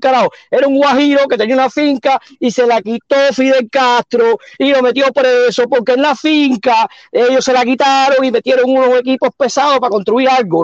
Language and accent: Spanish; Sandino, Pinar del Río, Cuba; now in United States; Yo nací en Sandino, yo no tenía casa en ningún otro lado